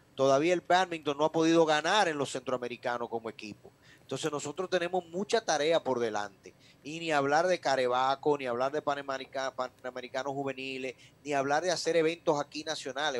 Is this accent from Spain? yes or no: no; Dominican Republic; nosotros como dominicanos